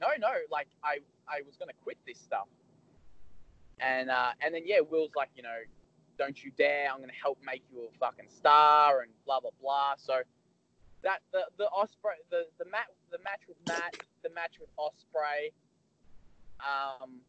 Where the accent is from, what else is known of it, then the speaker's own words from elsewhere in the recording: Melbourne, Victoria, Australia; I'm from Melbourne